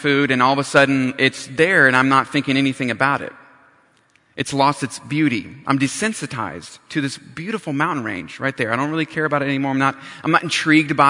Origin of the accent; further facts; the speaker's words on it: North Carolina, United States; moved away as an adult; also born or lived in Riverside, California; I grew up in North Carolina, and for some odd reason, I decided to go cross country for college